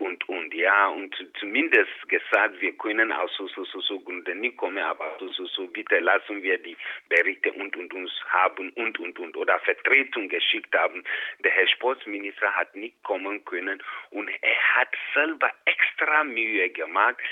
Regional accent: Ghana; moved away as an adult; now in Innsbruck, Austria; ich bin in Ghana geboren, aufgewachsen, mit 28 Jahren nach Österreich gekommen

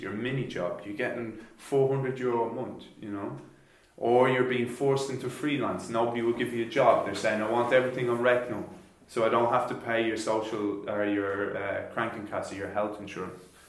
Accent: Ireland; moved away as an adult; now in Germany; I come from Ireland I came here four years ago

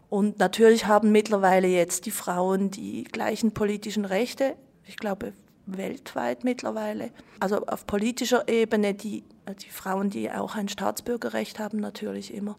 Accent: Switzerland; ich bin in der Schweiz geboren

